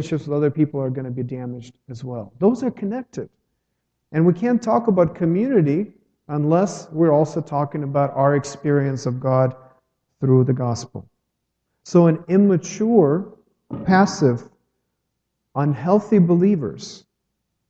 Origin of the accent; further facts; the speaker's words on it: Ukraine; moved away as an adult; now in United States; I'm from Ukraine